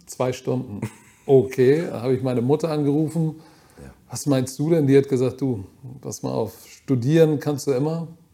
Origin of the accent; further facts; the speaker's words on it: Hamburg, Germany; ich bin Deutscher, wirklich, ich bin ein echter Hamburger